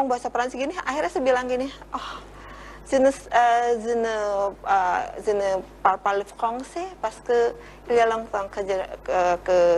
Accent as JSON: {"language": "Indonesian", "region": "Java", "country": "Indonesia", "first_language": "Javanese", "second_language": "Indonesian", "said": "Saya kan orang Jawa nih. Mm -hmm begitu masuk sini itu ya bahasa Jawa saya banyak yang hilang karena oh. sudah lama nih di sini."}